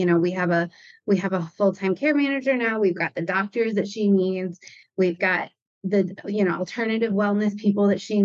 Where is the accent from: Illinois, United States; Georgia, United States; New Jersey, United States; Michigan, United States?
Michigan, United States; now in Rhode Island, United States; I was in Rhode Island the whole time, and I grew up in Michigan.